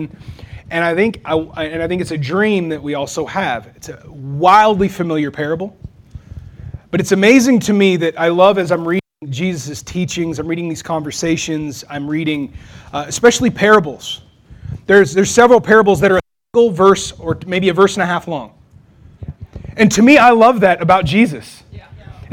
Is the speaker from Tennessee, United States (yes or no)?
no; Texas, United States; now in Wichita, United States; I'm from Texas